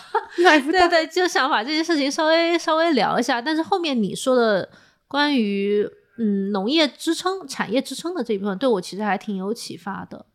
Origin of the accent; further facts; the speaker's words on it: China; 作为中国人来讲